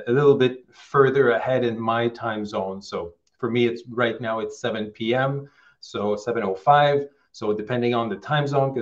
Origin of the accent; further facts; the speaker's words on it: Quebec, Canada; I'm originally from Quebec, Canada, so a French province in Canada